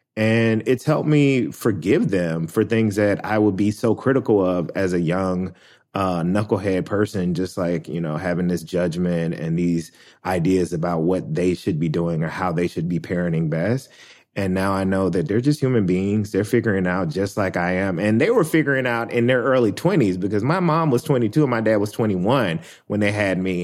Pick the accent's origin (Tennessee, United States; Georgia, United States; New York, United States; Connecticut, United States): Tennessee, United States; Memphis; born or raised there